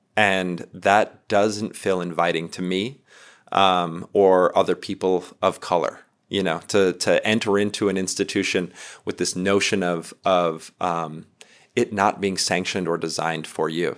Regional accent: North Dakota, United States; now in Glorieta, United States; I'm from North Dakota originally, but uh, I'm Missouri River people. Uh, presently, I live in Glorieta, New Mexico

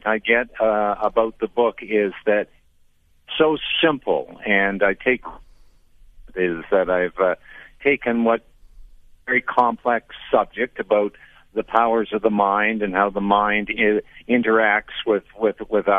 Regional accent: Canada; I'm from Canada

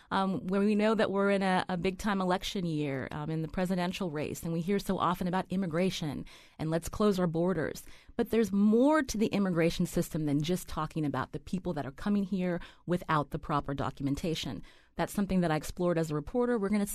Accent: Pennsylvania, United States; I'm a child of immigrants. My parents came from India. I was born and raised in Pennsylvania.

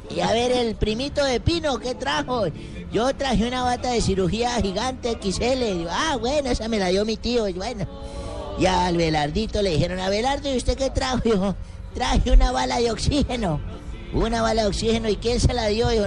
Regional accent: Colombia; me emocionaba escuchar ese disco. Soy colombiano.

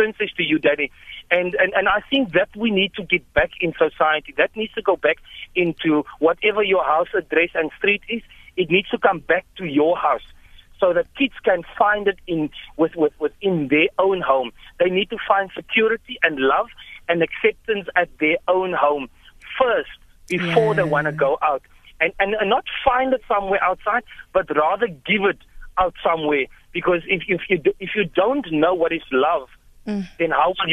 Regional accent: Cape Town, Western Cape, South Africa; now in Upington, South Africa; I'm originally from Cape Town. I live in Upington for the last 15 years.

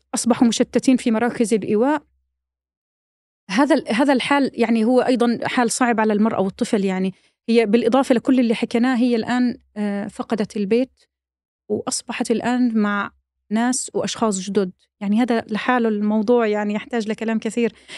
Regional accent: Palestine; احنا كفلسطينيين

